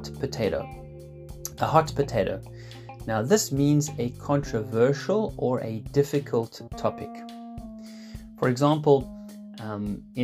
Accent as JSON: {"language": "English", "town": "Cape Town", "region": "Western Cape", "country": "South Africa", "also_born_or_lived": "Switzerland", "moved": "yes", "lives_now": "Lucerne, Switzerland", "said": "I'm originally from Cape Town"}